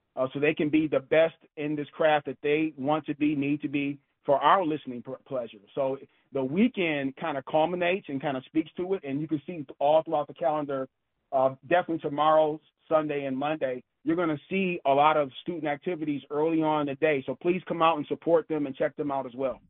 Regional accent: Detroit, Michigan, United States; As a child, I grew up here in Detroit

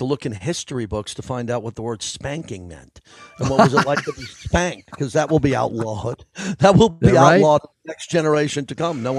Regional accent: New York, United States; as a New Yorker

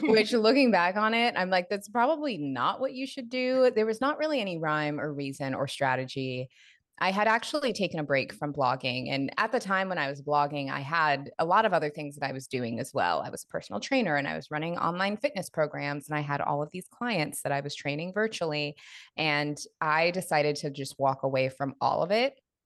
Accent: Seattle, Washington, United States; moved away as an adult; now in Los Angeles, United States; I was born, raised in Seattle, spent all of my twenties in Seattle, and then moved to L A right after I turned thirty

